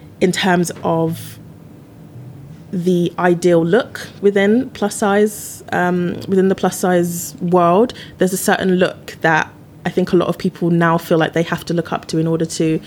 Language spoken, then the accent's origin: English; United Kingdom; now in London, United Kingdom; as a British person